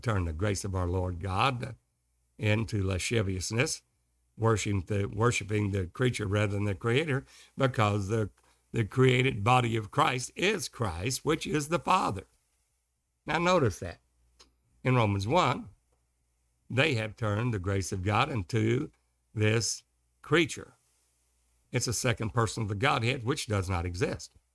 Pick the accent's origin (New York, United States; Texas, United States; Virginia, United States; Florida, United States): Texas, United States; Kilgore; also born or lived in Longview, Texas; I was raised in Kilgore, Texas, and married a high school sweetheart there